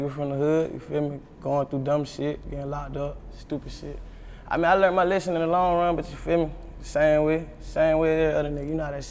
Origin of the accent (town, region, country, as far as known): South Carolina, United States; born or raised there; also born or lived in Boston, Massachusetts; now in Atlanta, United States